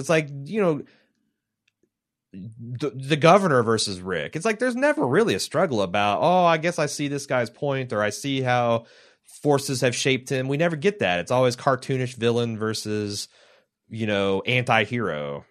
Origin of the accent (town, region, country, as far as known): Midwest, United States; accent: hick Midwestern